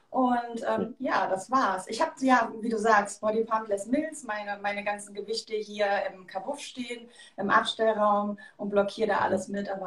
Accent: Leverkusen, North Rhine-Westphalia, Germany; ich komme aus Leverkusen und mein Hobby ist quasi meine Leidenschaft und ich gebe gerne Fitnesskurse.

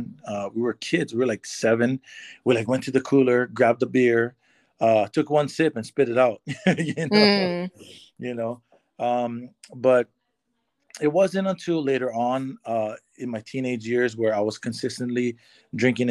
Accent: Waimea, Hawaii, United States; moved away as an adult; now in California, United States; I am originally from the Big Island of Hawaii. I grew up there my whole life.

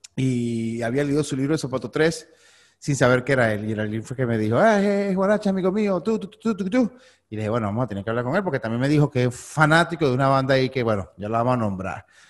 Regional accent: San Antonio de los Altos, Miranda, Venezuela; moved away as an adult; now in Miami, United States; yo soy de Antonio los Altos, que eso es puro, puro montaña y viento

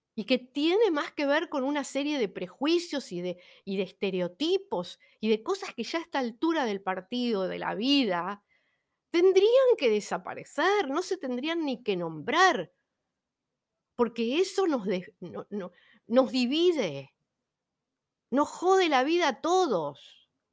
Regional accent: Buenos Aires, Argentina; ya he nacido acá

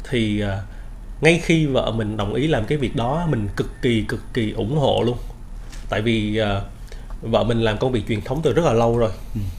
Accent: Buôn Ma Thuột, Đắk Lắk, Vietnam; moved away as an adult; now in Ho Chi Minh City, Vietnam; là sinh ra và lớn lên ở thành phố Buôn Ma Thuột ở tỉnh Đắk Lắk. Thì tới năm 2005 à, á, thì cũng giống như các bạn bè cùng trang lứa với mình á, là … rời quê để mà đến Sài Gòn để mà học.

